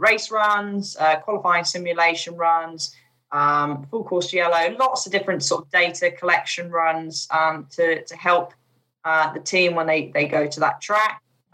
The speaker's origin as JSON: {"language": "English", "country": "United Kingdom", "also_born_or_lived": "Chipping Norton", "lives_now": "Bourton-on-the-Water, United Kingdom", "said": "being a British driver"}